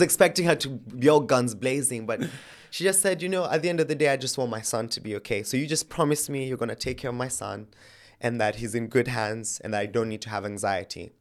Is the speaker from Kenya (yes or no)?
yes; Kenya; moved away as an adult; now in England; I was born and raised in Kenya, lived my life there.